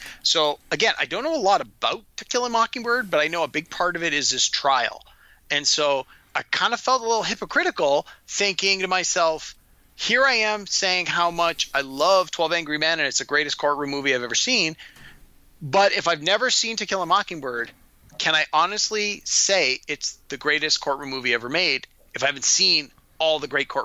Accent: Canada; we're Canadian

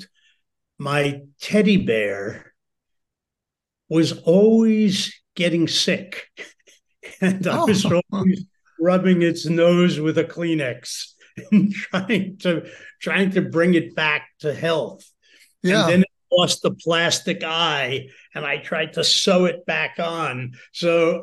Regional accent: New Rochelle, New York, United States; I grew up in New Rochelle, New York, which is a small suburb outside of New York City

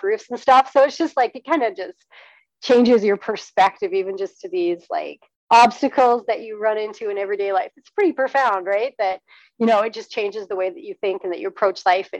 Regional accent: British Columbia, Canada; I'm from British Columbia

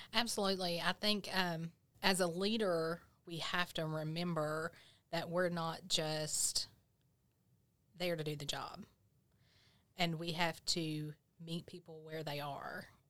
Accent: Grundy, Virginia, United States; I grew up in Grundy

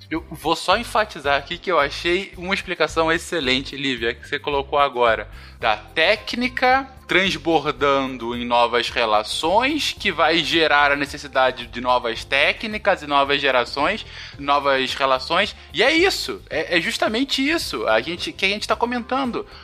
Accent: Rio de Janeiro, Brazil; no estado do Rio de Janeiro, onde eu cresci minha vida toda, ela é mais de 90% urbanizada

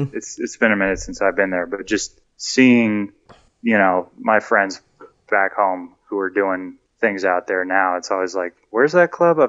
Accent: Los Angeles, California, United States; moved away as an adult; now in New York, United States; I grew up in the Valley.

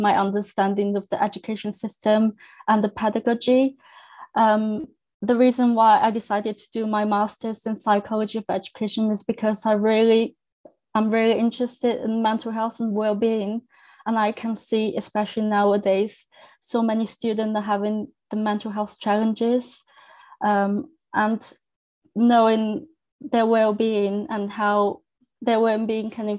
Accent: China; first language Chinese; English is a second language; moved away as an adult; now in United Kingdom; So my first language is Chinese. I'm from China and I came to UK to study.

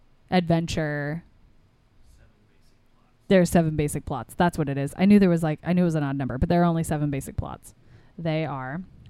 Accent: Midwest, United States; we're from the Midwest

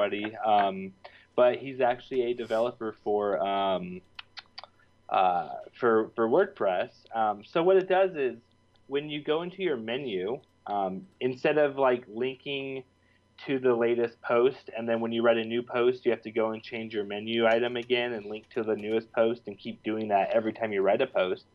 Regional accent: Reno, Nevada, United States; I grew up with in Reno, Nevada

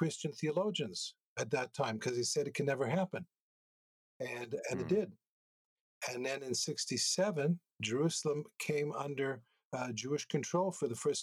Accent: Montreal, Quebec, Canada; moved away as an adult; also born or lived in United States; now in Israel; I'm originally from Montreal, spent about 20 years there

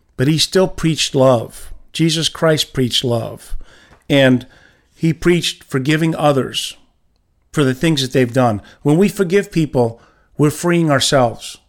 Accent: New York, United States; I'm from New York

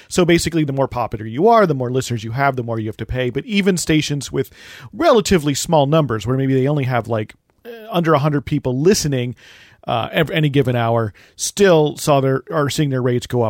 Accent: New Jersey, United States; moved away; also born or lived in Chicago; It's because I'm from New Jersey.

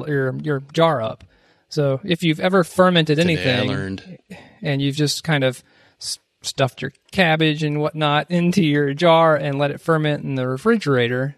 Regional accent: South Carolina, United States; my home state.

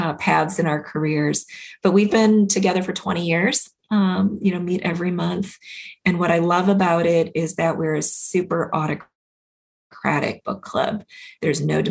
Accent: Minnesota, United States; I grew up in Minnesota

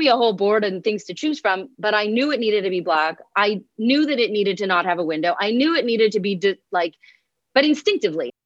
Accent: Montreal, Quebec, Canada; I am from Montreal, Canada

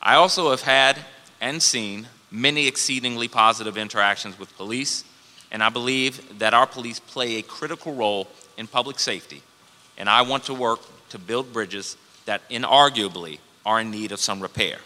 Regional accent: Washington, District of Columbia, United States; As a young Black man growing up in the District of Columbia

